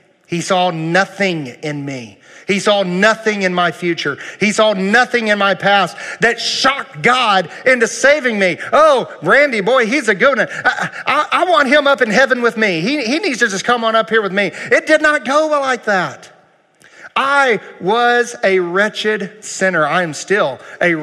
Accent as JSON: {"language": "English", "country": "United States", "said": "I'm proud to be an American"}